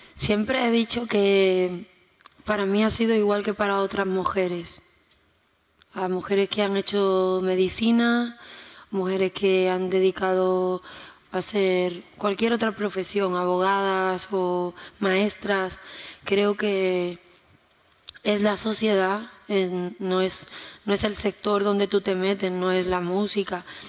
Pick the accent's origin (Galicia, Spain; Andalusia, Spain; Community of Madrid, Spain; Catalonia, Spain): Andalusia, Spain; Jerez de la Frontera; Si yo nací en Jerez